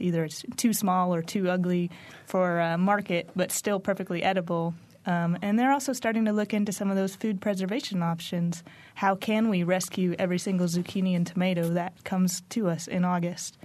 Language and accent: English; Bloomington, Indiana, United States; when I came back to Bloomington, this is my hometown